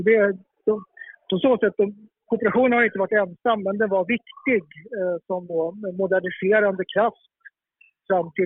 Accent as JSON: {"language": "Swedish", "region": "Stockholm County", "country": "Sweden", "tie": "born or raised there", "said": "Jag som är uppvuxen i ja, söder om Stockholm"}